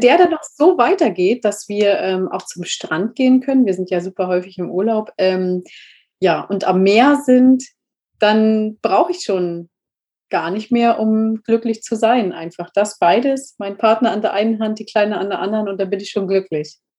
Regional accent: Berlin, Germany; moved away; also born or lived in Spain; ich bin eigentlich Berlinerin und ich habe nie gefühlt, Berlinerin zu sein

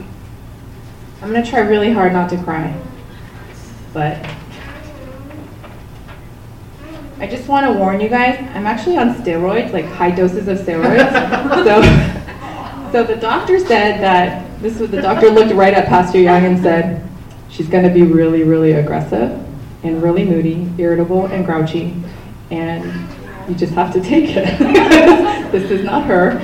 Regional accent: South Korea; now in United States; I was born in Korea, and my dad, when I was 2.5, left for the United States for a better life.

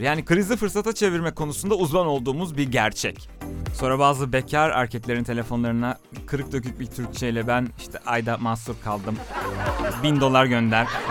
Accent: Turkey; biz Türkler olarak

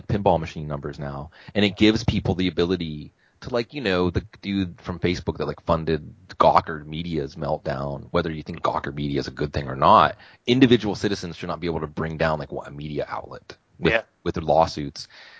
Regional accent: New Mexico, United States; growing up in New Mexico as a kid and not being in a majority white place

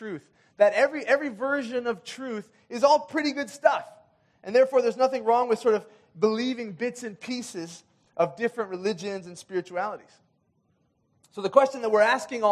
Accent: Kenya; moved away; When I was growing up in Kenya

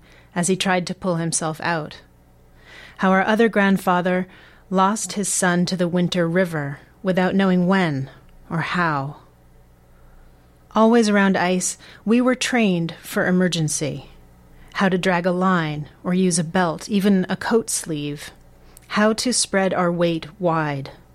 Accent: Boston, Massachusetts, United States; growing up in Boston

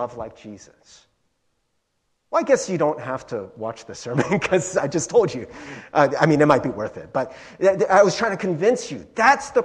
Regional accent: Cincinnati, Ohio, United States; growing up in Cincinnati, I was like one of the few Asian kids in Cincinnati

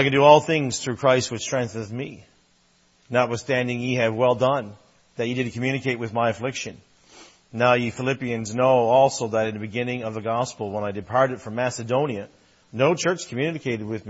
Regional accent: Newfoundland and Labrador, Canada; I'm a Newfoundlander, and you can call me Newfie, that's fine too, and really enjoyed humor growing up

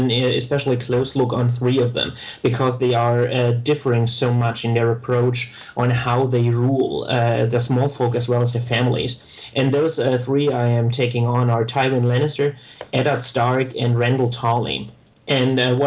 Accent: Germany; accent: German; I'm geographically from Germany, with which you can hear from my accent

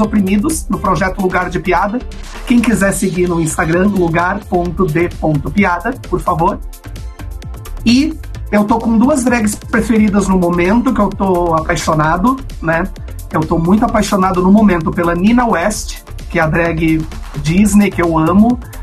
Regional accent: Florianópolis, Santa Catarina, Brazil; eu sou de Florianópolis

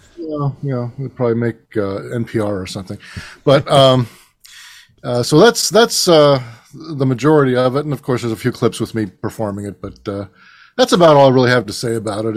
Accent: Reading, Pennsylvania, United States; also born or lived in Cleveland, Ohio; now in Nashville, United States; I was born in Reading, Pennsylvania, which is also the hometown of …

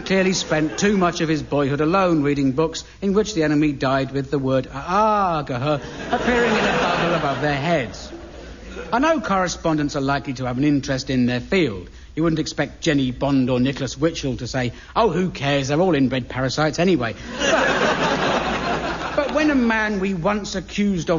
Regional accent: Aldershot, South East England, United Kingdom; I grew up in the Aldershot area

